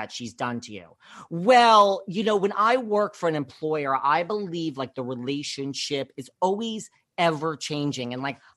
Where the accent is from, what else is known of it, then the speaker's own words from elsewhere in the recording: New York, United States; I'm from New York